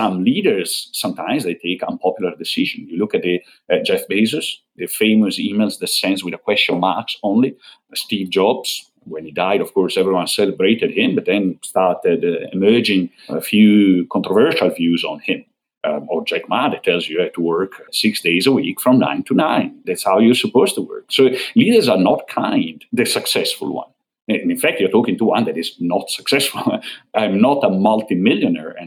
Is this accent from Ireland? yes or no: no; northern Italy, Italy; I come from North Italy